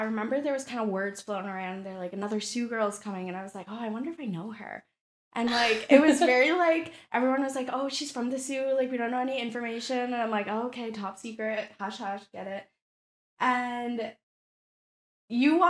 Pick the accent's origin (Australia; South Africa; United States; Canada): Canada; Sault Ste. Marie, Ontario; we're from a small city